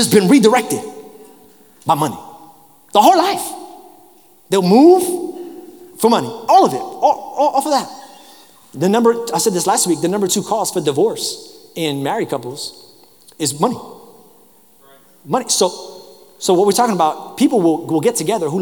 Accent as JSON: {"language": "English", "town": "New York City", "region": "New York", "country": "United States", "tie": "born or raised there", "moved": "yes", "said": "I grew up in New York. So, you know, I grew up in the public transportation system"}